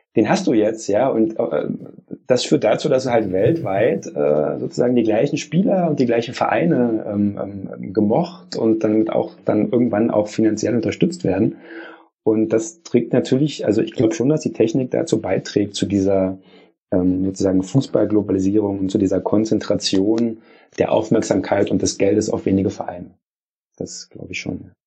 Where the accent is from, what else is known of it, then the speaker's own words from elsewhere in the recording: Germany; bei uns in Deutschland